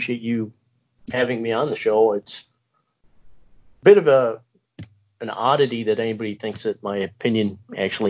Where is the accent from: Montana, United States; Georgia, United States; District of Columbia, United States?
Montana, United States; I'm from Montana.